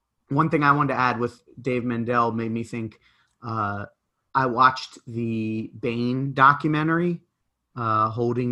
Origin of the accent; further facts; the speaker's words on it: East Coast, United States; I grew up on the East Coast